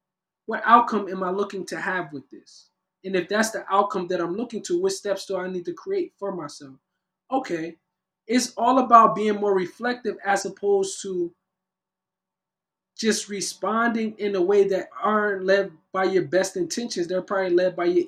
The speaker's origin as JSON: {"language": "English", "town": "Camden", "region": "New Jersey", "country": "United States", "moved": "as an adult", "lives_now": "Los Angeles, United States", "said": "I'm from Camden, New Jersey, currently residing in Los Angeles, California"}